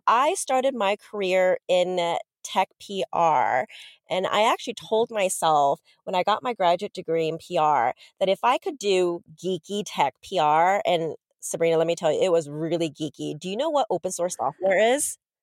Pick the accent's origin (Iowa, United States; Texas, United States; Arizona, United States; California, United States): California, United States; Los Angeles; moved away as an adult; also born or lived in Korea / Boston / New York; now in London, United Kingdom; I grew up in L